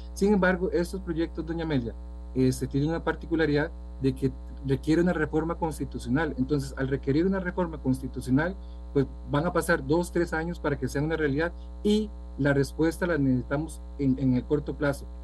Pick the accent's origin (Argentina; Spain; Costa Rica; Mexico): Costa Rica; como, costarricense